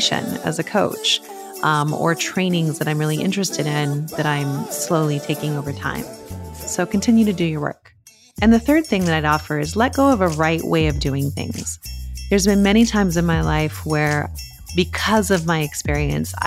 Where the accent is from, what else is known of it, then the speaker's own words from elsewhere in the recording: New Mexico, United States; growing up in New Mexico